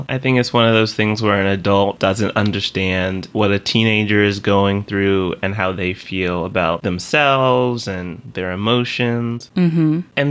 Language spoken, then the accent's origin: English; the South, United States; I had someone recently ask me why I didn't have a Southern accent.